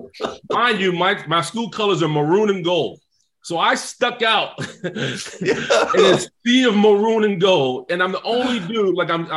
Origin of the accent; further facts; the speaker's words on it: New York City, New York, United States; I'm from the South Bronx, New York